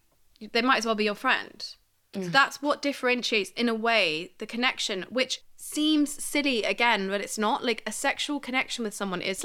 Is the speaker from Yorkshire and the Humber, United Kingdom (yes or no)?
no; Barnet, London, United Kingdom; Yeah, I'm from Barnet. Do you know what I mean?